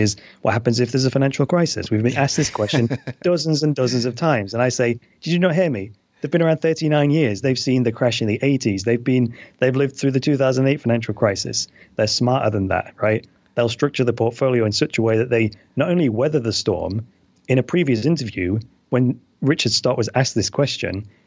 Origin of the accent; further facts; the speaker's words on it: United Kingdom